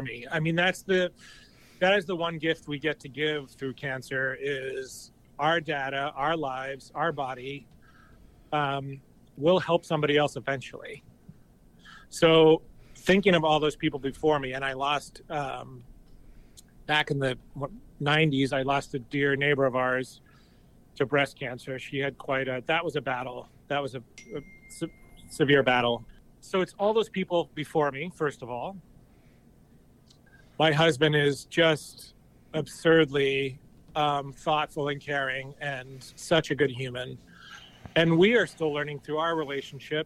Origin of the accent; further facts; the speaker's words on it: New Hampshire, United States; I grew up in this little town in New Hampshire